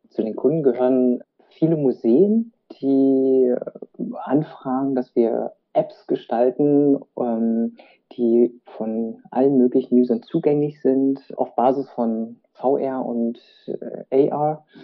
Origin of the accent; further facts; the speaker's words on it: Berlin, Germany; gebürtiger Berliner mit vietnamesischen Wurzeln